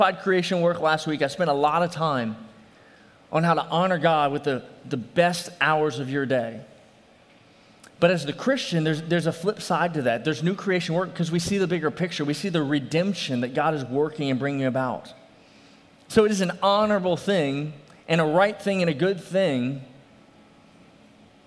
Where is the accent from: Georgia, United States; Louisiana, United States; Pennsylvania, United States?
Louisiana, United States; New Orleans; I'm from New Orleans